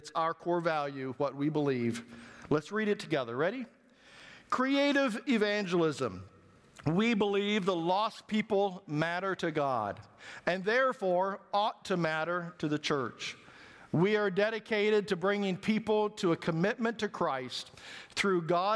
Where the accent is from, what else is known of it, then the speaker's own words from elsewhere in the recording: Missouri, United States; I'm from Missouri, so I can say that, right? I'm a hillbilly